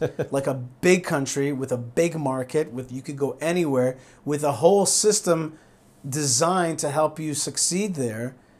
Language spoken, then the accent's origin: English; Haifa, Haifa District, Israel; born there; And so I was born in Haifa to Russian parents, Russian refusenik parents.